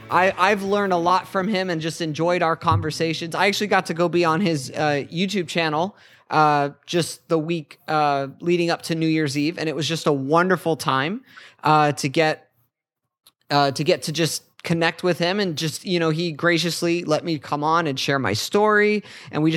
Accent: United States; I've grown up here in America

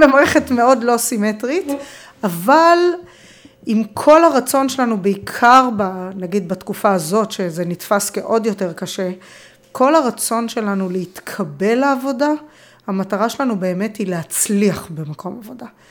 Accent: Israel

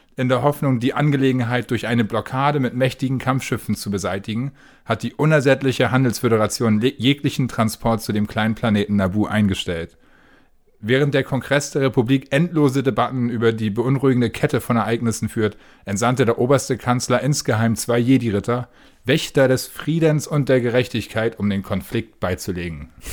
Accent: Preetz, Schleswig-Holstein, Germany; Mein Kino in Preetz, wo ich herkomme

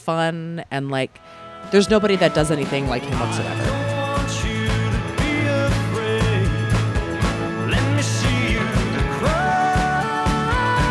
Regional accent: Baltimore, Maryland, United States; moved away as an adult; now in Los Angeles, United States; growing up, I'm from Baltimore originally

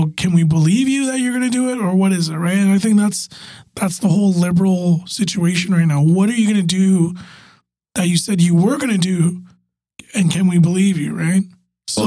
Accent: Canada

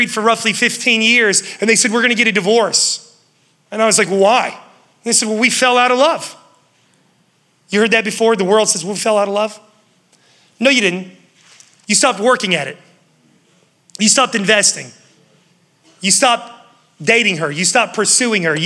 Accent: West Virginia, United States; now in Charlotte, United States; I was from West Virginia. Growing up, my dad was like, hey, you're gonna mow all the neighbor's yards.

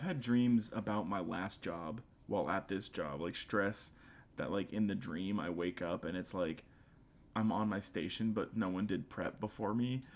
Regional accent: the South, United States; accent: somewhat southern; my somewhat southern accent

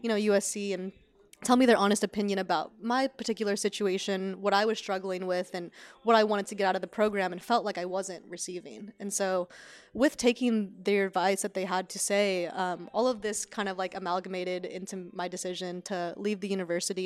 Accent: Sacramento, California, United States; moved away as an adult; now in Los Angeles, United States; even though I'm from California, being from Sacramento, Northern California

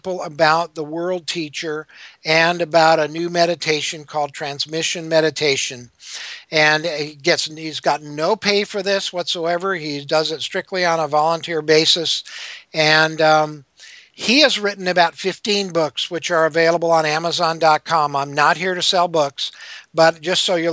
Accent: Minnesota, United States; I grew up Lutheran in Minnesota

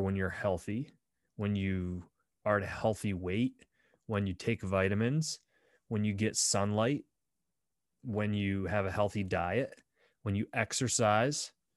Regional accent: Bradford, Pennsylvania, United States; my hometown of Bradford, P

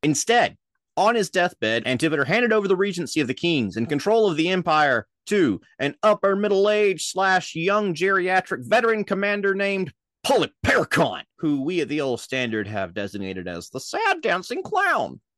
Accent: Minnesota, United States; accent: Minnesota; I heard my mid Atlantic accent coming into my Minnesota accent

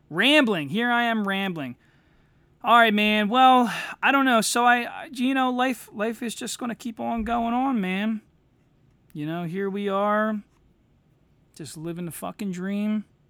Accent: United States; now in Delaware County, Pennsylvania, United States; as an American

